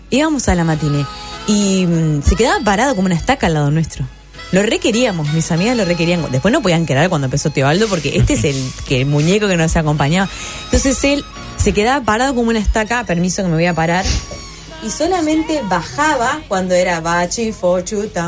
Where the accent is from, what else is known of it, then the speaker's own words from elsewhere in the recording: Uruguay; somos tres dramaturgas uruguayas.